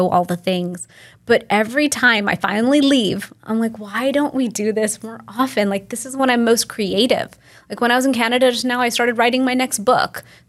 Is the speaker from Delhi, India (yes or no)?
yes; Delhi, India; And I'm from Delhi. That's where my family's from.